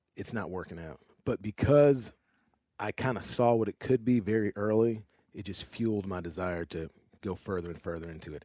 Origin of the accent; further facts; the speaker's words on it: St. Louis, Missouri, United States; moved away as an adult; now in Arkansas, United States; I'm originally from Saint Louis